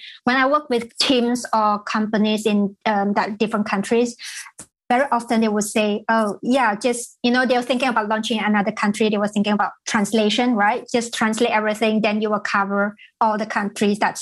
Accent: Malaysia; moved away; I was in Malaysia, so I'm from Malaysia originally

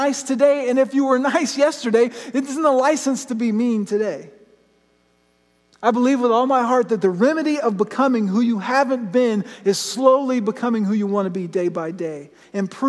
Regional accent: Florida, United States; I grew up in Florida, I've been canoeing my whole life

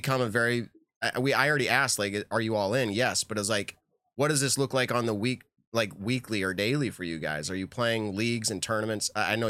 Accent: New England, United States; I'm from New England. That's something we say here, you guys.

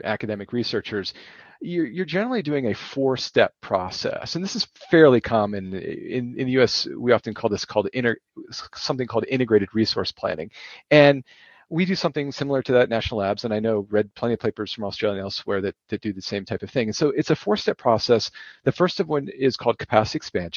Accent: United States

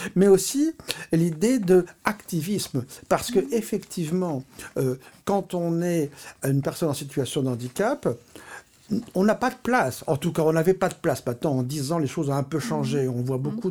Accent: Paris, Île-de-France, France; Je suis né à Paris et je vis depuis toujours à Paris.

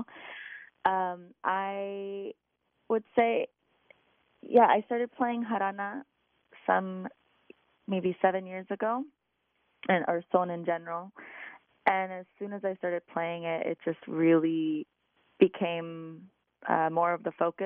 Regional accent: Lodi, California, United States; moved away as an adult; now in Bay Area, United States; I grew up in Lodi, and I've been in the Bay Area for about 17 years

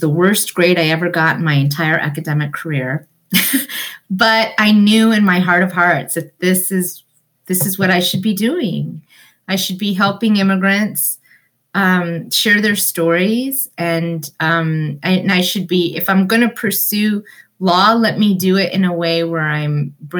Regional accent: New London, Ohio, United States; English is a second language; also born or lived in India / Cincinnati, Ohio; over the years, we moved up to Central Ohio to a small farm community called New London, Ohio. And that's where I grew up and graduated from high school

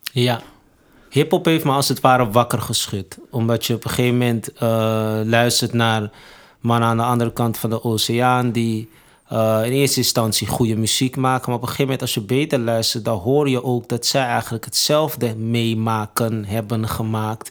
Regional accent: Amsterdam, North Holland, Netherlands; ben opgegroeid in Amsterdam Zuidoost

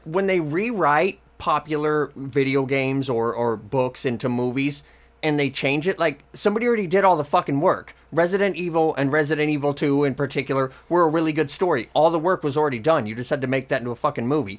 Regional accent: Oregon, United States; growing up in Oregon

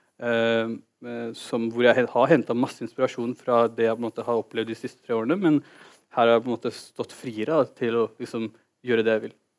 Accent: Oslo, Norway; also born or lived in Holmlia, Oslo; Jeg er født og oppvokst i Oslo.

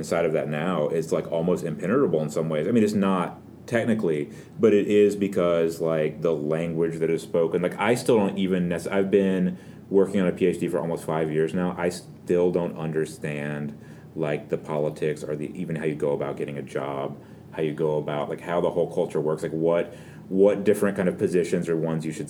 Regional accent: the South, United States; I think about them as being Southern because I'm from the South

